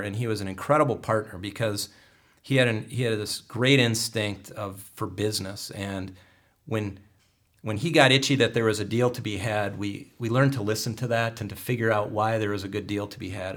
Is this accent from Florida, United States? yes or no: no; Cadillac, Michigan, United States; I grew up in Cadillac, uh, went to high school, f, graduated from Cadillac High School